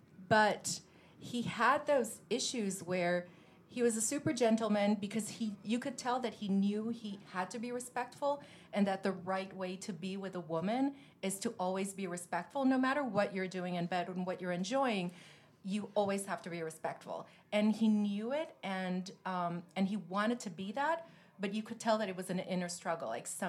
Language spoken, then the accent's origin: English; Rome, Lazio, Italy; also born or lived in Milan / Paris; Yes, I grew up in Rome for many years, my teenage years. Before that, I was in Milan. I lived in Paris.